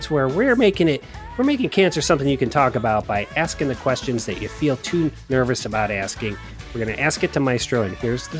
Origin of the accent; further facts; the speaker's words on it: Cleveland, Ohio, United States; I'm from Cleveland.